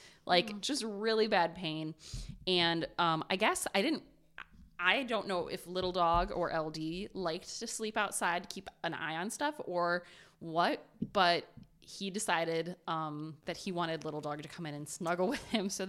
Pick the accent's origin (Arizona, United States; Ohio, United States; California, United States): Ohio, United States; But I'm from Ohio.